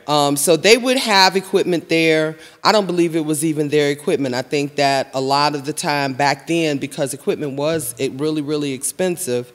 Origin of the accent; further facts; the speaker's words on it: Chicago, Illinois, United States; I was born and raised in High Park